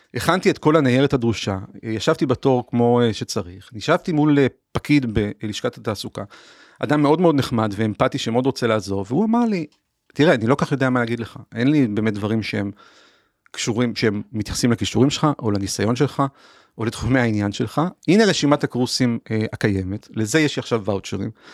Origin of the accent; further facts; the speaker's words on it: Haifa, Haifa District, Israel; אני נולדתי וגדלתי בקריאת חיים בשנות ה-80